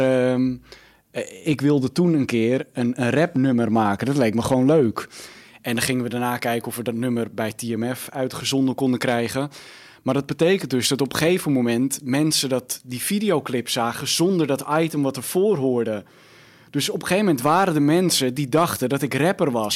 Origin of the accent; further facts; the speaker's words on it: Almere, Flevoland, Netherlands; ik ben opgegroeid in Almere